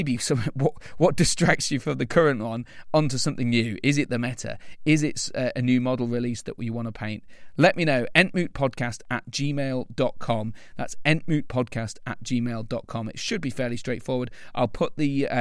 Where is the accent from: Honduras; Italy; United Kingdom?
United Kingdom; Lincoln, East Midlands; I'm from Lincoln